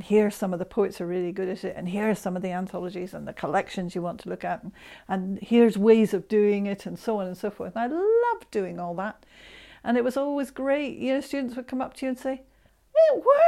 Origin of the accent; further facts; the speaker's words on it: Scotland, United Kingdom; I'm Scot and I love my Scottish poetry as well